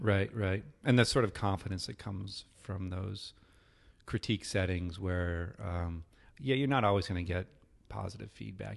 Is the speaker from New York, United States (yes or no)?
no; New Hampshire, United States; I grew up in the Northeast, in New Hampshire